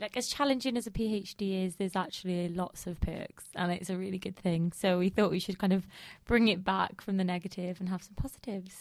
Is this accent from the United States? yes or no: no; United Kingdom